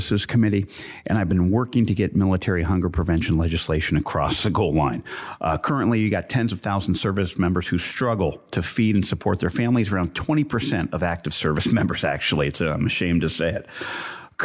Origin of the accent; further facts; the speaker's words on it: Central Coast of California, United States; I hail from the Central Coast of California.